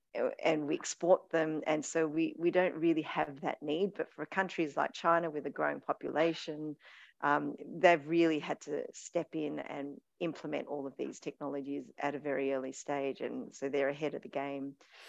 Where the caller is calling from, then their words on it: Australia; I'm speaking from Australia, we seem to sort of lag behind the innovation model because we're so rich in resources.